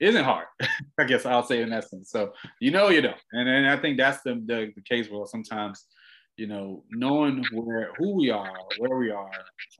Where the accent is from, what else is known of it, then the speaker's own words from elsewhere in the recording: Washington, District of Columbia, United States; moved away; I'm originally from Washington, D.C.